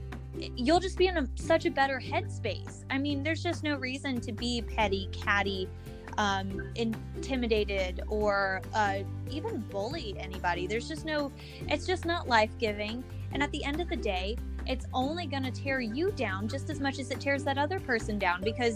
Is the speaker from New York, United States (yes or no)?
no; Denver, Colorado, United States; born there; now in Fort Collins, United States; I was born in Denver, yeah. Okay. I actually am living in Fort Collins, which is about an hour north of Denver.